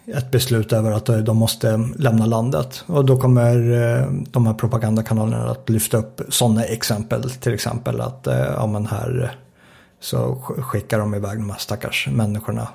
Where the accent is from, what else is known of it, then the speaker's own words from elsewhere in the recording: Sweden; Svenskarna idag är mindre säkra än vad vi var på 80-talet när jag växte upp